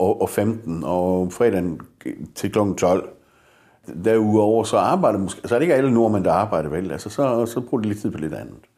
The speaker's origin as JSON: {"language": "Danish", "country": "Denmark", "said": "danskerne har en meget høj arbejdsmoral. Vi er, vi er jo så løsningsorienteret"}